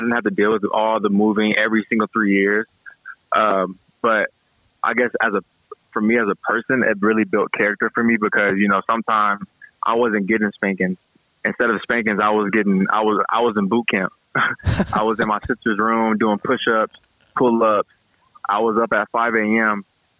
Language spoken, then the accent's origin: English; Gulfport, Mississippi, United States; also born or lived in San Diego, California; Yeah, I was raised in Mississippi, Gulfport, Biloxi area, Mississippi. And I had moved to San Diego, California, because my dad was in the military.